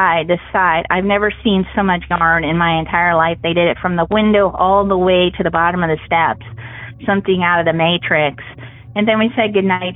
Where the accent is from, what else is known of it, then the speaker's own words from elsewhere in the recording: Columbus, Ohio, United States; I'm from Ohio